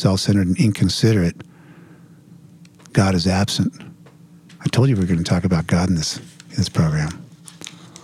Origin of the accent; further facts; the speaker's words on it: New Jersey, United States; also born or lived in Los Angeles area; now in Los Angeles, United States; I'm from New Jersey